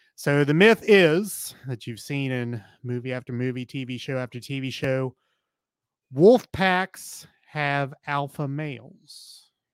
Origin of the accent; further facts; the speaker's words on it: Appalachia, United States; being an Appalachian person